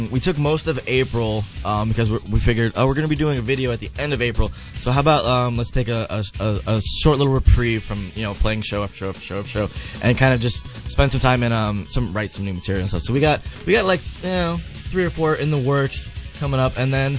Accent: Philippines; I'm Filipino.

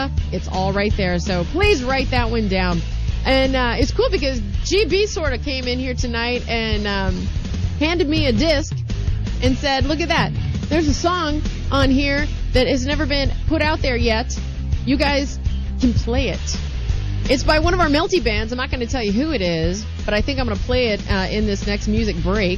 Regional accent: St. Louis, Missouri, United States; now in California, United States

